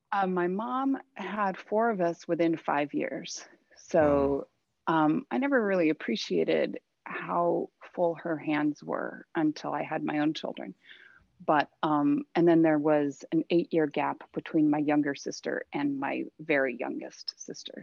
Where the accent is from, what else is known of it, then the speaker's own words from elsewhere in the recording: Thousand Oaks, California, United States; also born or lived in Santa Monica, California / Mammoth, California / Reno, Nevada; I was born down here in Southern California. Um, I actually grew up in Thousand Oaks